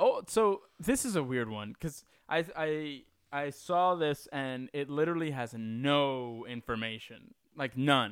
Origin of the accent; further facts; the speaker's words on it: New York, United States; I was born and raised in New York